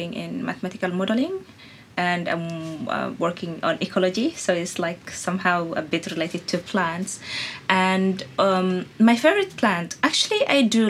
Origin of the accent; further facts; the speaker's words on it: Sudan; I'm from Sudan